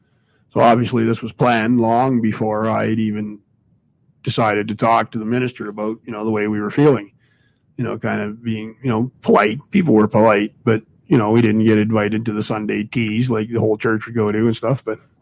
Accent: Ireland; I'm Irish, fella, so, you know, a lot of things come into me as related to the Irishman.

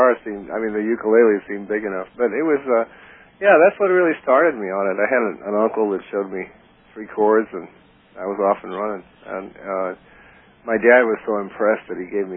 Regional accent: New Orleans, Louisiana, United States; moved away as an adult; also born or lived in Miami / Ecuador / Texas; New Orleans became home. I mean, we went a lot of places out of New Orleans, but we always returned there, and that was actually my home until I was in my early 20s

